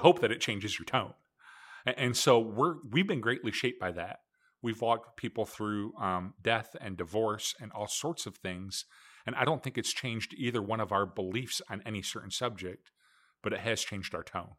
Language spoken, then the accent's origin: English; Michigan, United States; I grew up, just like Scott did, I grew up in Michigan